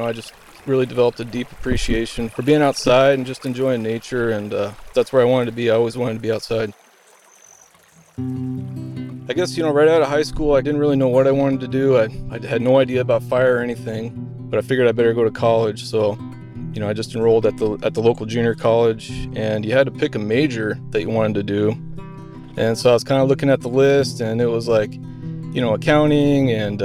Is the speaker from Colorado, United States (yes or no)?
yes; Colorado, United States; moved away as an adult; also born or lived in Minnesota; now in Alaska, United States; As a young kid, I grew up in Colorado